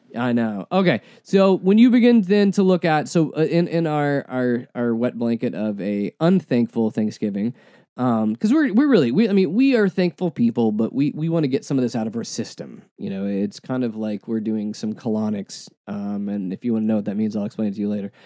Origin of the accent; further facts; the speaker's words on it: United States; we are American